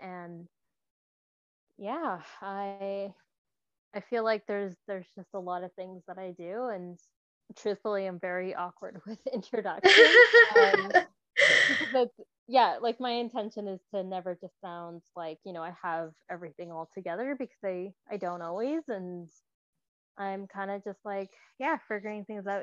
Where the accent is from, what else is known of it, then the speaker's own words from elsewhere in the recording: Vancouver, British Columbia, Canada; I have been born and raised in Vancouver